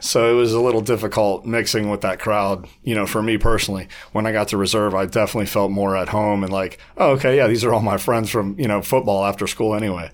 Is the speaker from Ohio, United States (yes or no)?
yes; Warren, Ohio, United States; moved away as an adult; also born or lived in Las Vegas; I was born on the west side of Warren, um, on Westwood. And, uh, I had a typical, you know, middle class upbringing